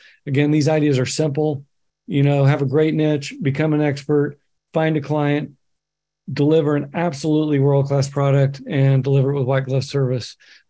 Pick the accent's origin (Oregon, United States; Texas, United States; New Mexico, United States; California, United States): Oregon, United States; Bend; I can look at my hometown, Bend, Oregon, 80,000 people in the middle of nowhere.